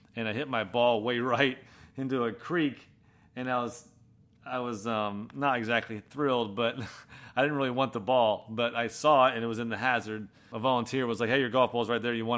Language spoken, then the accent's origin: English; Manchester-by-the-Sea, Massachusetts, United States; moved away; also born or lived in Florida; I grew up in Boston, northeast, uh, of Boston, a little town called Manchester by the Sea